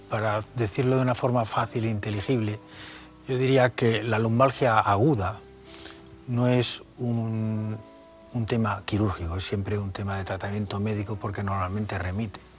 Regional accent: Mallorca, Balearic Islands, Spain; moved away as an adult; also born or lived in Barcelona / Madrid; Pues yo me fui de Mallorca en el año 70 a empezar la carrera. Eh, la hice en Barcelona y luego hice la especialidad aquí en Madrid, en La Paz. Y después volví a Cataluña.

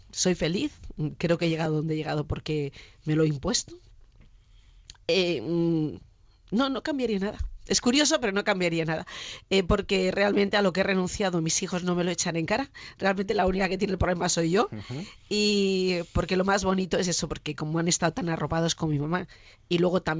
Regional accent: Elche, Valencian Community, Spain; yo quiero mucho a mi tierra y creo que, bueno, esto me imagino le pasará a todo el mundo, ¿no? Pero Elche es que es preciosa

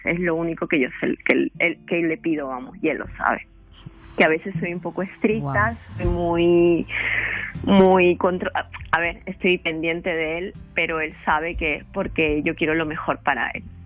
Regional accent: Peru; moved away as an adult; now in Spain; yo soy de, bueno, somos de Perú.

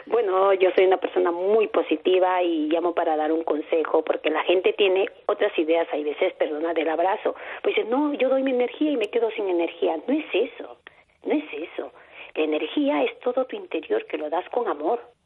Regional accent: Peru; now in Madrid, Spain; yo soy de Perú

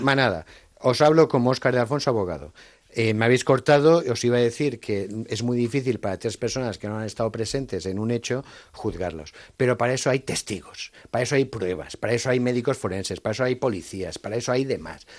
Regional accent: Valencian Community, Spain; soy valenciano

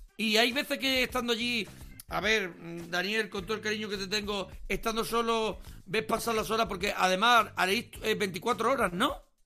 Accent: Andalusia, Spain; yo soy mm, andaluz

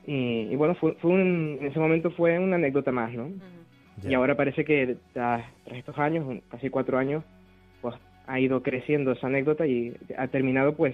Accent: Tenerife, Canary Islands, Spain; accent: Canarian; yo soy canario, soy canario

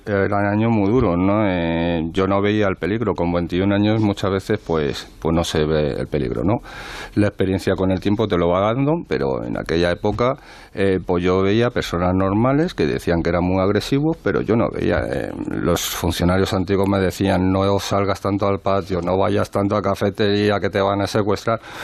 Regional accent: Madrid, Community of Madrid, Spain; yo también me he criado en un barrio, en un barrio de Madrid

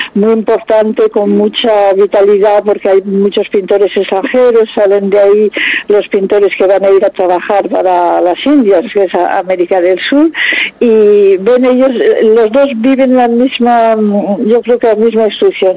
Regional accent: France; siendo yo francesa

